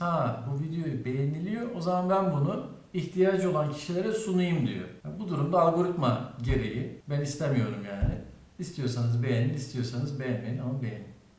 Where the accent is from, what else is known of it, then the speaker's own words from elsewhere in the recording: Antakya, Hatay, Turkey; Antakya'lıyım ben abi